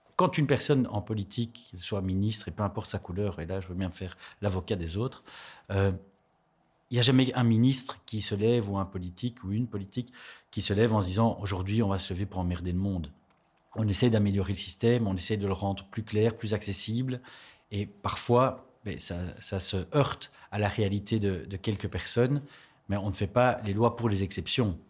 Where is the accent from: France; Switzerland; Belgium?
Belgium; Charleroi, Wallonia; je suis originaire de Charleroi